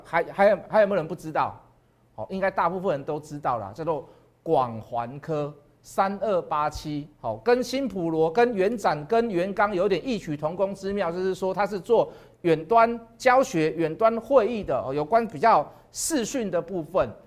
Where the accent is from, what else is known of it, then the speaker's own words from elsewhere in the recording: Taiwan; 我是台湾人